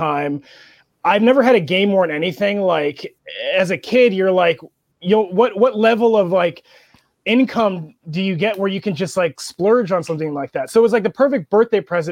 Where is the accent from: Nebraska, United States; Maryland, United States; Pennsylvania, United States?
Pennsylvania, United States; Erie; also born or lived in Marshalltown, Iowa; my real hometown that I really claim is Erie, Pennsylvania